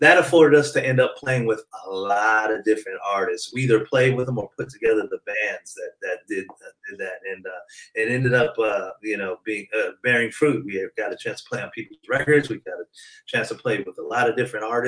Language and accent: English; Detroit, Michigan, United States; now in California, United States; I'm originally from Detroit. Then my parents moved out here in California in the 70s